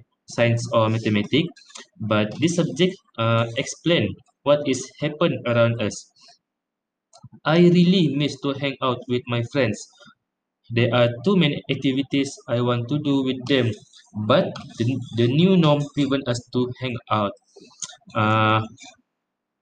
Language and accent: English; Kota Kinabalu, Sabah, Malaysia; I am from Kota Kinabalu, Sabah.